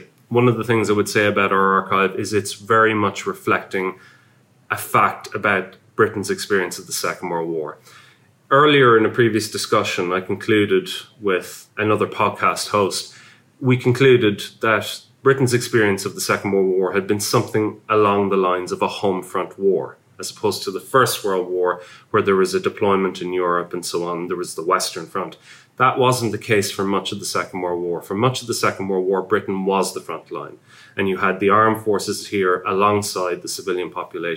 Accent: Ireland; now in United Kingdom; I'm Irish.

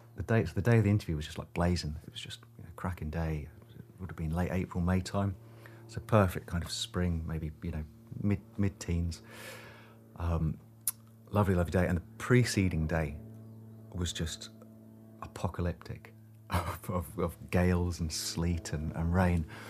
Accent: Hitchin, East of England, United Kingdom; moved away as an adult; now in Shetland, United Kingdom; I was born in Hitchin, uh, quite close to Luton in the southeast of England

